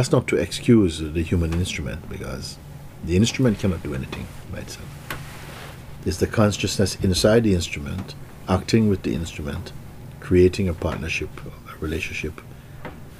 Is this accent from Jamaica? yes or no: yes; Jamaica; moved away; growing up in Jamaica